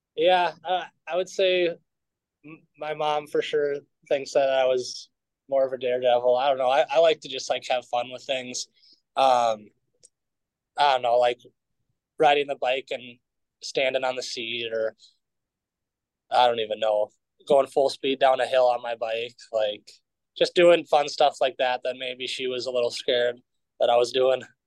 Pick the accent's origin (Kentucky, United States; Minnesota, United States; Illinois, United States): Minnesota, United States; Edina; growing up in Minnesota